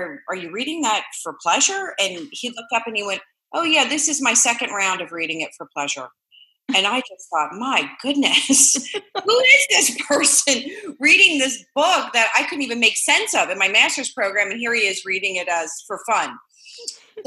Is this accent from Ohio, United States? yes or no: yes; Cincinnati, Ohio, United States; moved away as an adult; also born or lived in Saratoga Springs, New York; now in Orlando, United States; I grew up in Cincinnati, Ohio. My childhood revolved around Cincinnati, Ohio.